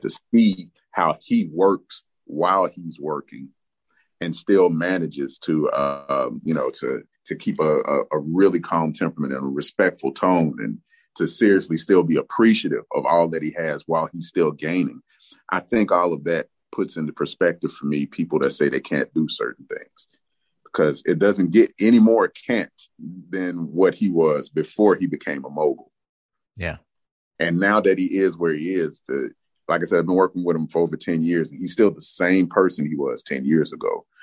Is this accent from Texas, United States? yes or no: no; Memphis, Tennessee, United States; moved away; I'm from Memphis, Tennessee, originally.